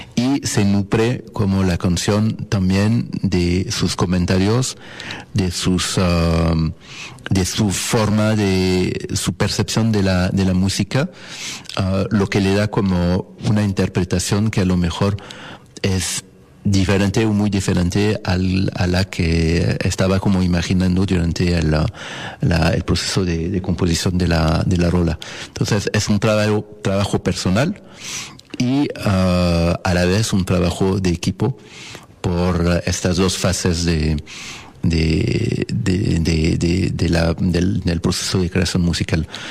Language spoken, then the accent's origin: Spanish; Paris, Île-de-France, France; Spanish is a second language; moved away as an adult; now in Mexico; Yo nací en, ah, en París, Francia, y allá como allá estudié.